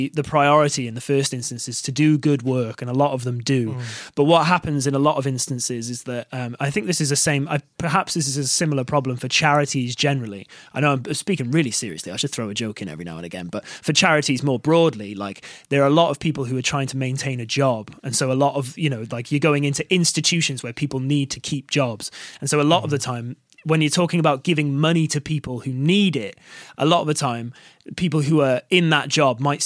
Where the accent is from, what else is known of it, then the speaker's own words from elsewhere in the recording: Barry, Wales, United Kingdom; also born or lived in Cardiff; I'm actually from Barry originally as well, so that's just like a town just outside of Cardiff